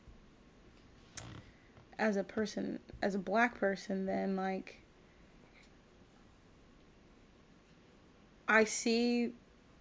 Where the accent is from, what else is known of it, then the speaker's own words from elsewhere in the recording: Nigeria; being a Nigerian